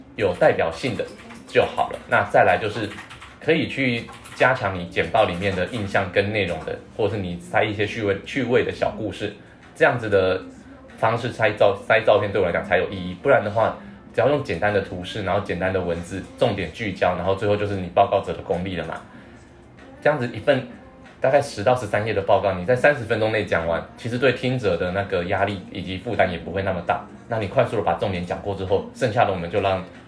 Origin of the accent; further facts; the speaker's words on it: Taiwan; 不要以为我们台湾人的科技力比那么强，